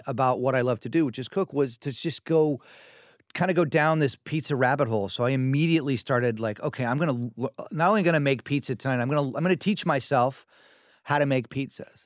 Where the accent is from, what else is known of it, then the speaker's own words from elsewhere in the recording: New York City, New York, United States; I grew up in New York City